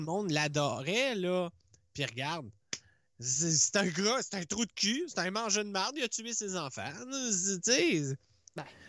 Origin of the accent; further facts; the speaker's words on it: Laurentides, Quebec, Canada; accent: Laurentides; j'ai juste un accent de, je dis pas de où, là, mais des Laurentides